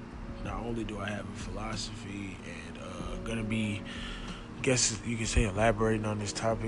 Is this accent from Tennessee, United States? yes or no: yes; Nashville, Tennessee, United States; I'm from Nashville, Tennessee.